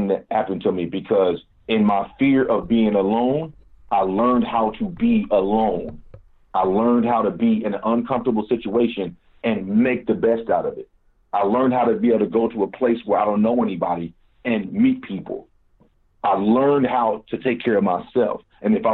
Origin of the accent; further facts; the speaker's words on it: Kansas City, Missouri, United States; moved away as an adult; also born or lived in Washington, D.C. / Maryland; I was born and raised in Kansas City, Missouri